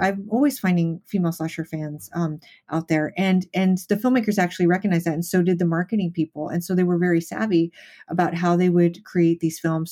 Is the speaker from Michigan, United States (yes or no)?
no; Las Vegas, Nevada, United States; I grew up in Las Vegas